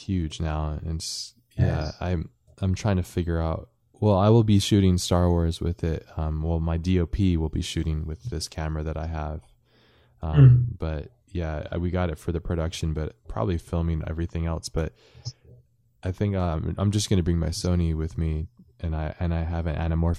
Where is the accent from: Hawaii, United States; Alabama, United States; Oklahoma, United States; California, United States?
Hawaii, United States; I grew up in Hawaii